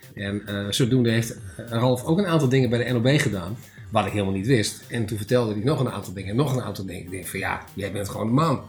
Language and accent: Dutch; Drenthe, Netherlands; moved away as an adult; now in Zwolle, Netherlands; waar ik vandaan kom, in, in Drenthe, staan natuurlijk heel veel eh, hunebedden